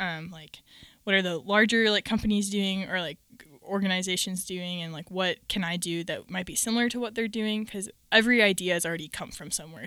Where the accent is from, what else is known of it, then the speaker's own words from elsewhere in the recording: Minnesota, United States; moved away as an adult; now in Virginia, United States; I grew up in Minnesota primarily, and I have lived there my whole life, and then the Lord called me to Virginia to go to school at Liberty